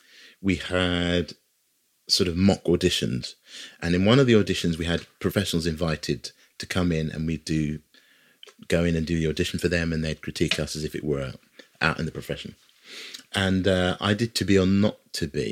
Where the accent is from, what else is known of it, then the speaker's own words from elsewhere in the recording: Hertfordshire, East of England, United Kingdom; moved away as an adult; now in London, United Kingdom; I didn't grow up in London, I grew up just outside of London, Hertfordshire